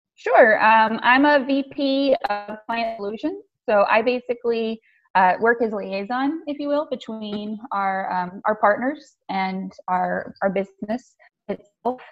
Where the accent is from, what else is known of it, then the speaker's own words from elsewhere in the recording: the South, United States; I come from the South too